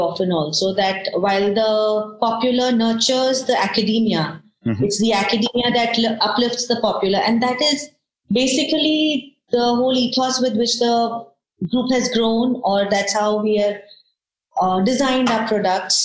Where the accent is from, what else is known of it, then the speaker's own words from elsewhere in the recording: Coimbatore, Tamil Nadu, India; moved away; also born or lived in Ooty / Kolkata; I'm from Coimbatore. Mm-hmm. My parents are there. And I did most of my education in Coimbatore